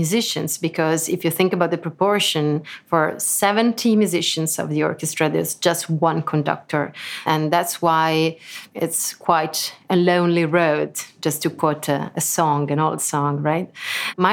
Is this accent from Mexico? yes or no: no; Lucca, Tuscany, Italy; English is a second language; moved away as an adult; now in Lugano, Switzerland; I was born in Lucca in Italy, so I'm Italian, but I live in Switzerland since a couple of years. I live in Lugano.